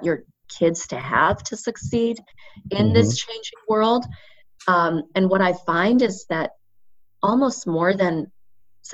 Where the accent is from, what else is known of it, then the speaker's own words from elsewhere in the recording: Indiana, United States; I grew up in Indiana